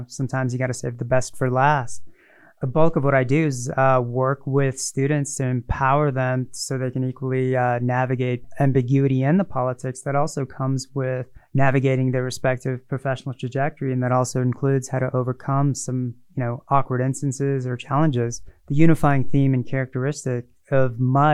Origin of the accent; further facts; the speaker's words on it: Northern Virginia, United States; moved away as an adult; now in Utah, United States; I grew up in Northern Virginia, 10, 15 miles outside of Washington, D.C.